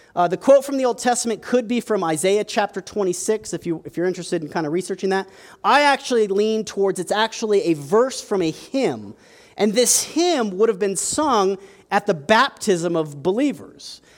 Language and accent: English; United States; we're American